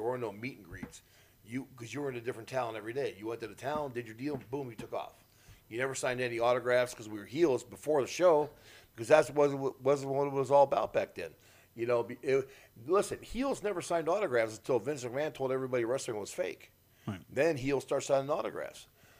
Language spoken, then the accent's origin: English; Minnesota, United States; moved away as an adult; also born or lived in North Carolina; Me, I was a transplant. I came from Minnesota to the Carolinas, so I had nobody there.